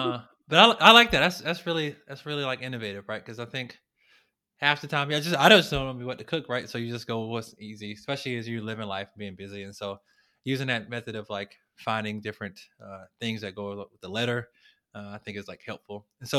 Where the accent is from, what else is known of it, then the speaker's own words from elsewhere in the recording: the South, United States; So growing up in the South, we are used to our fried this, sodium filled that, high in fat this, right?